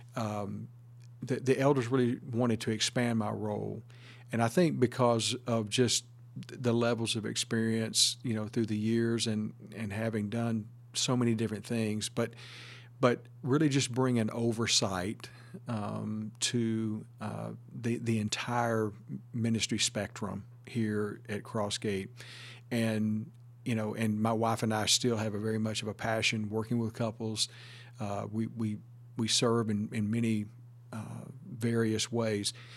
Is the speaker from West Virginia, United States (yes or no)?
no; Northeast Texas, United States; moved away as an adult; also born or lived in Saint Petersburg, Florida; Originally, I'm from Northeast Texas